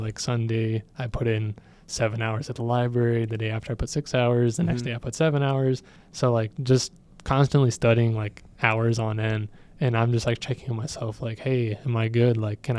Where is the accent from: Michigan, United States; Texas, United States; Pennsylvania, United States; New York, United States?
Texas, United States; Weslaco; now in Ohio, United States; And I am originally born in Texas. I miss Texas.